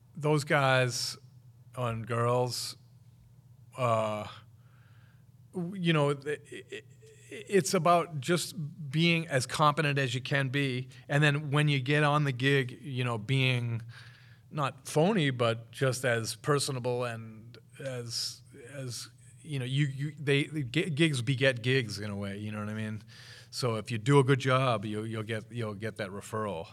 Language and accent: English; Wakefield, Massachusetts, United States; moved away as an adult; also born or lived in Rhode Island / Somerville, Massachusetts / Boston; now in Chula Vista, United States; I was born in Rhode Island, actually, but I mean, I, I lived, I grew up in Wakefield, Mass